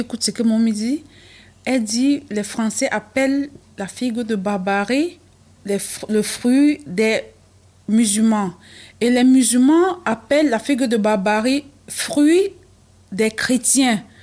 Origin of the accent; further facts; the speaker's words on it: Cameroon; moved away; du Cameroun, parce que je suis camerounaise